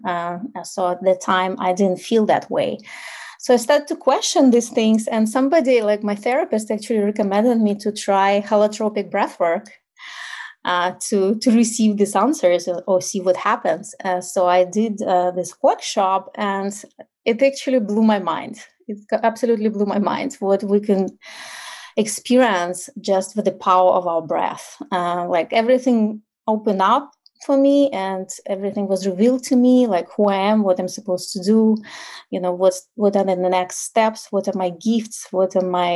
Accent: Ukraine; English is a second language; moved away as an adult; now in United States; And I'm originally from Ukraine, so obviously I still have an accent. I moved to the United States when I was my early 30s, so my accent is still there. And I grew up in like post-Soviet Ukraine

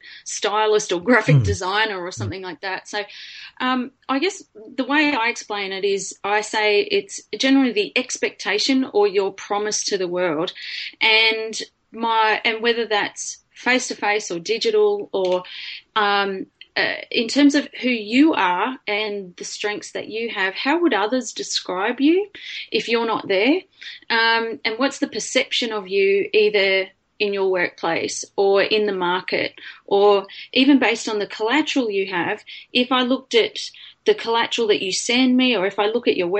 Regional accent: Lismore, New South Wales, Australia; I grew up in Lismore in New South Wales

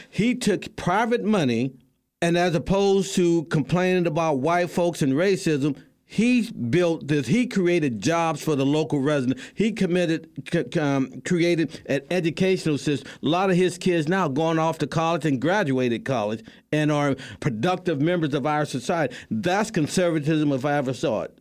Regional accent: St. Louis, Missouri, United States; my hometown, Saint Louis

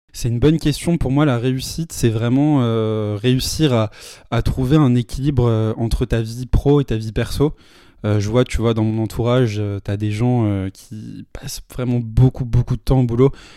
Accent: Paris, Île-de-France, France; J'ai toujours euh, vécu à Paris, je suis né à Paris, j'ai toujours vécu toute ma vie à Paris.

